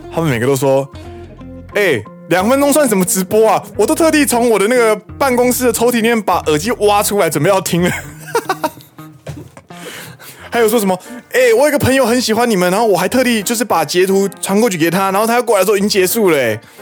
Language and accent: Chinese; Taiwan; now in Japan; 身为台湾人，我的台语不可以这么差